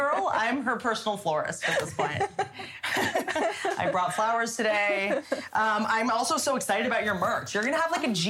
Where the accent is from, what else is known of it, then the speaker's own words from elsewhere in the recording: Russia; between growing up in Russia and being in prison, I mean, you basically are always in cryo freeze.